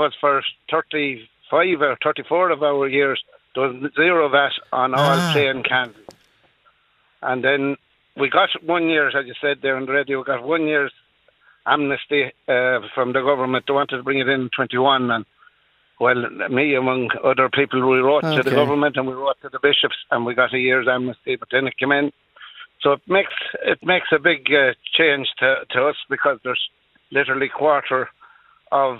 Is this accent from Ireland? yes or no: yes; Drumshanbo, Leitrim, Ireland; I'm not in Drummond in County Leitrim at the moment. I'm from Drummond in County Leitrim.